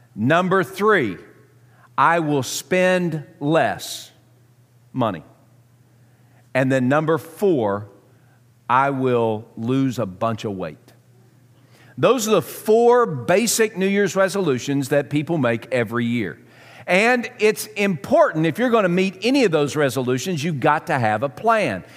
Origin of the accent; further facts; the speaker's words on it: Southern, United States; accent: Southern; my Southern accent